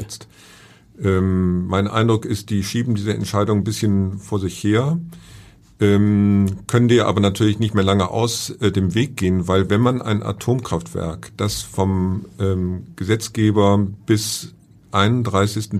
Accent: Hamburg, Germany; ich bin Hamburger

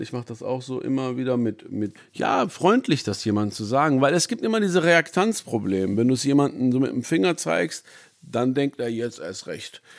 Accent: Essen, North Rhine-Westphalia, Germany; also born or lived in Iran / Düsseldorf; Ich liebe natürlich meine Heimat, Essen

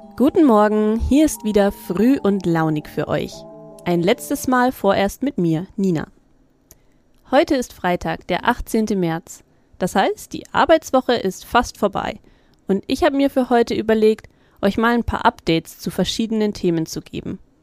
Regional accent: Middle Franconia, Bavaria, Germany; bei uns in Mittelfranken

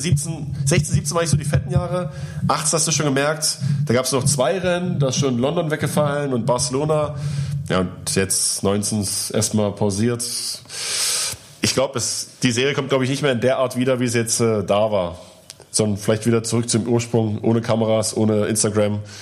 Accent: eastern Germany, Germany; Ich komme aus dem Osten

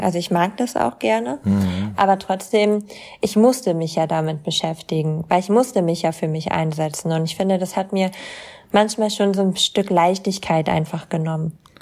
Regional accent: East Frisia, Lower Saxony, Germany; ich komme halt aus Ostfriesland

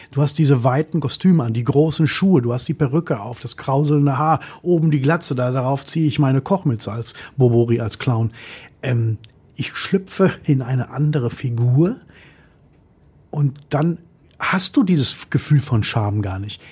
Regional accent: Essen, North Rhine-Westphalia, Germany; Ich wurde in Essen geboren, in Altenessen habe ich gewohnt und gelebt als Kind

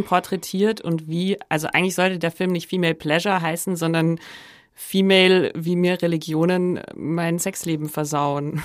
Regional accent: Upper Bavaria, Germany; Also ich komme aus Oberbayern und habe es trotzdem geschafft, ähm, nicht katholisch getauft zu werden und so aufzuwachsen

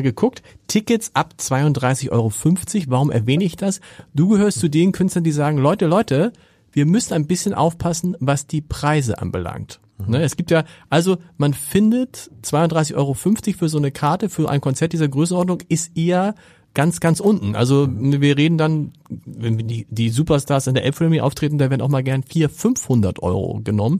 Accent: Germany; als Deutscher

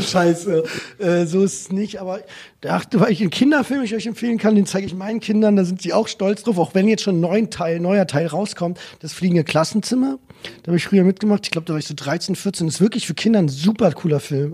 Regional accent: Germany; als Deutsche

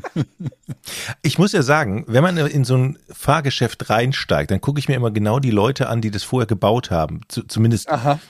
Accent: Düsseldorf, North Rhine-Westphalia, Germany; Ich komme ja aus Düsseldorf

